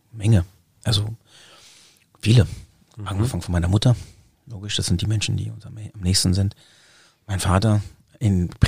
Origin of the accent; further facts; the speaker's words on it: Germany; als ich bin ja in Deutschland geboren und auch in den Kindergarten gekommen